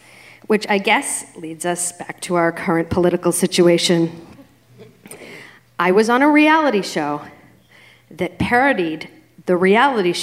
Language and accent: English; Boston, Massachusetts, United States; moved away; my hometown of Boston